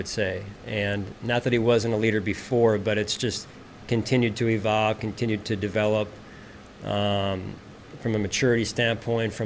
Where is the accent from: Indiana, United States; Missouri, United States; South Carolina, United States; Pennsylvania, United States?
Pennsylvania, United States; outside of Philadelphia; moved away; growing up outside of Philadelphia, Pennsylvania